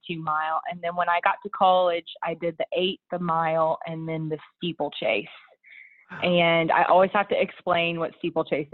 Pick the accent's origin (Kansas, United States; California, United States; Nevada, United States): Kansas, United States; Clay Center; I grew up on a farm in Clay Center, Kansas, and I was raised by two incredibly hardworking parents.